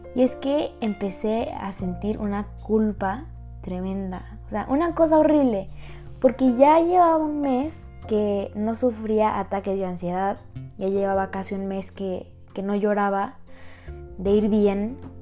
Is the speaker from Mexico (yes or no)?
yes; Querétaro, Mexico; Yo soy de Querétaro